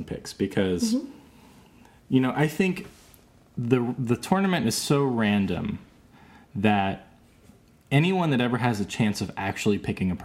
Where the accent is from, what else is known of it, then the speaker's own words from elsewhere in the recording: North Carolina, United States; moved away; I grew up partially in North Carolina